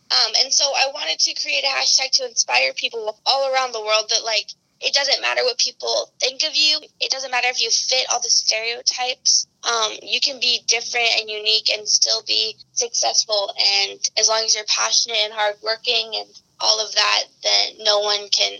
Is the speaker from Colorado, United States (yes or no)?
yes; Colorado, United States; now in Los Angeles, United States; And I moved here 4 years ago from Colorado.